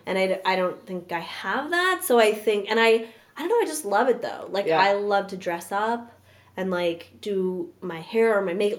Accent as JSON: {"language": "English", "town": "New York City", "region": "New York", "country": "United States", "tie": "born or raised there", "moved": "yes", "said": "I grew up in Park Slope"}